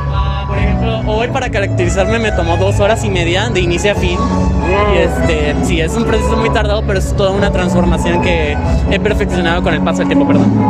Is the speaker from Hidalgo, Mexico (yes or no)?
no; Veracruz, Mexico; Yo soy un cosplayer originario del puerto de Veracruz